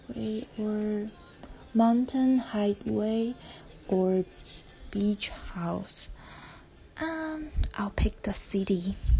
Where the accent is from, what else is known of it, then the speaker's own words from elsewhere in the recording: Taiwan; English is a second language; I am Taiwanese and uh, English is not my first language